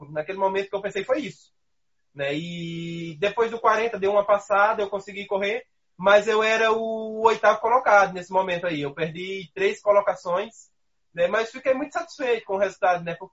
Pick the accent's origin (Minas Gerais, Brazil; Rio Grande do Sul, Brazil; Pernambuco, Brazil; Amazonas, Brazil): Pernambuco, Brazil; O, o trabalho para a maratona de Berlim começou no dia 1 de julho de 2018, lá em Pernambuco, na minha terra.